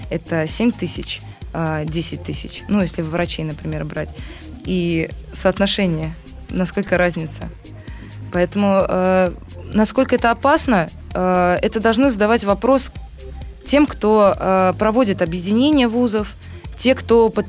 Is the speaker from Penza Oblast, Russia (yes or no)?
yes; Penza, Penza Oblast, Russia; now in Saint Petersburg, Russia; Ну, я сама переехала из Пензы в Петербург, я в числе этих студентов.